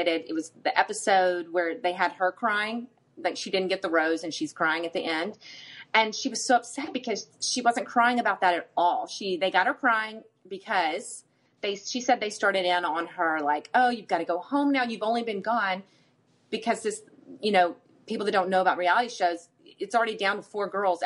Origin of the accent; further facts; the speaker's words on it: the South, United States; growing up in the South, that's like the way we roll